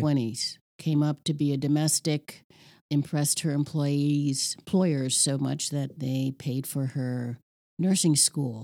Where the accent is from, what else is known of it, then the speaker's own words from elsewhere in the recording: New York City, New York, United States; moved away as an adult; now in Ohio, United States; Growing up in Red Hook, Red Hook Projects